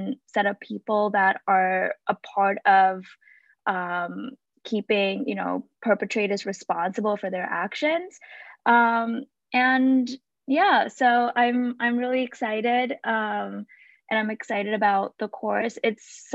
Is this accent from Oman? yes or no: no; Sri Lanka; moved away as an adult; now in United States; I was born and raised in Sri Lanka, and I moved to the US when I was 18 for college